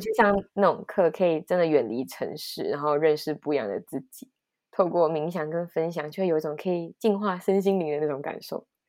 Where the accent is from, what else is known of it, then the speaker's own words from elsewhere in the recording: Taiwan; 身为台湾人